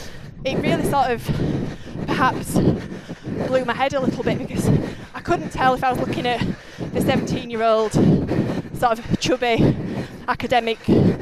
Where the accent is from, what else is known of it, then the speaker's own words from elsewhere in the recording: Halifax, Yorkshire and the Humber, United Kingdom; Halifax. Right. So I'm born and bred. Right. In West Yorkshire.